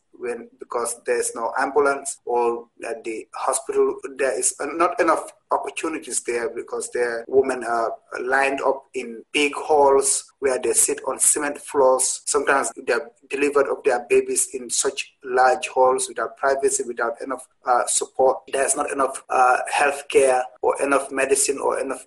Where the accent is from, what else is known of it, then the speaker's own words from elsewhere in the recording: Gambia; moved away as an adult; now in Providence, United States; I was 27 years old when I came here in 2007. I came straight to Rhode Island, Providence. And I know that looks like I was very young when I was a journalist in Gambia